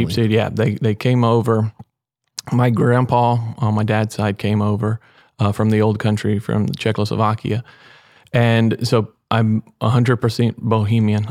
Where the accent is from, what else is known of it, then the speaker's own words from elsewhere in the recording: Weimar, Texas, United States; I'm from Weimar, Texas. Um, born and raised